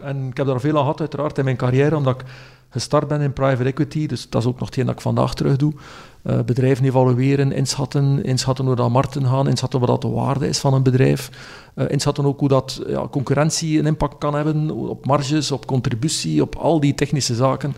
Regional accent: West Flanders, Belgium; ik ben opgevoed in West-Vlaanderen

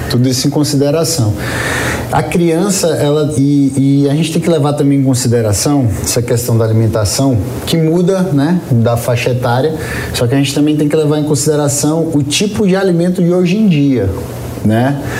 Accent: Northeast Region, Brazil; sou do, do Nordeste

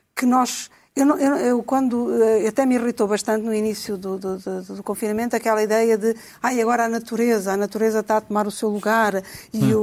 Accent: Portugal

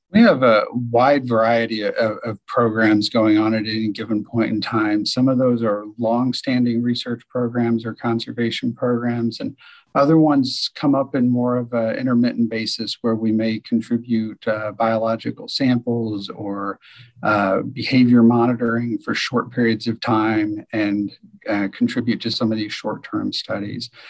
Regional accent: Decatur, Illinois, United States; I'm from Decatur, Illinois, Central Illinois, um, and there's a small zoo in my hometown, Scoville Zoo

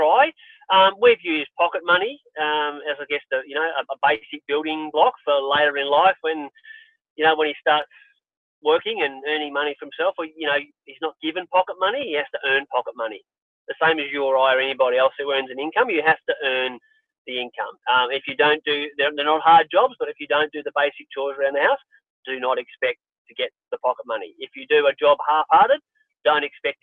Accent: Australia; born or raised there

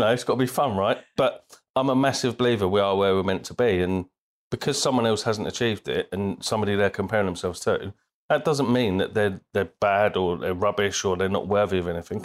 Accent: Bristol, South West England, United Kingdom; also born or lived in Birmingham; So we lived there until I was eight years old, and my dad got promoted. We moved to Bristol

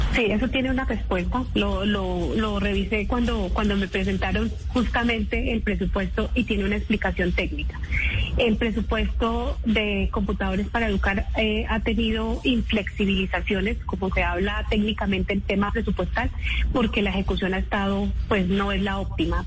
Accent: Boyacá, Colombia; Boyacá, mi tierra

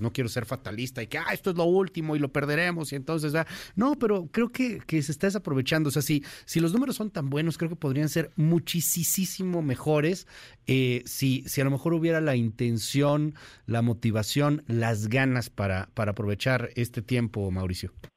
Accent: Mexico; México, al ser el socio comercial importantísimo que somos de Estados Unidos

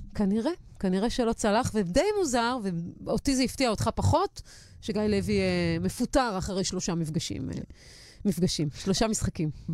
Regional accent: Haifa, Haifa District, Israel; אני בתור חיפאית

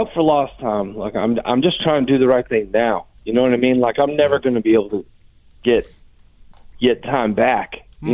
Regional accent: Pennsylvania, United States; now in North Carolina, United States; I've been in North Carolina for a while, but I'm from Pennsylvania

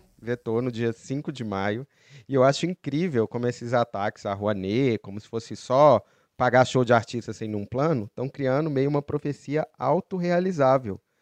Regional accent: Belo Horizonte, Minas Gerais, Brazil; moved away; eu que sou de BH

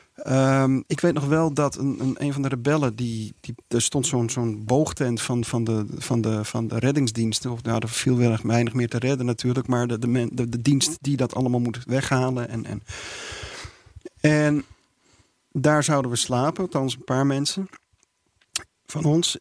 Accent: Netherlands; als Nederlanders

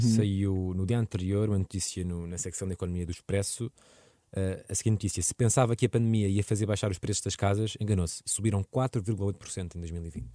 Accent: Lisbon, Portugal; Eu cresci em Lisboa

